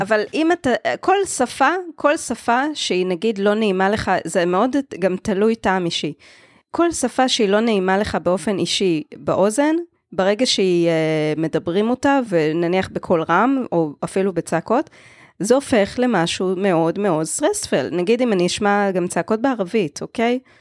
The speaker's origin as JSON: {"language": "Hebrew", "country": "Israel", "said": "מודעות עצמית כישראלית"}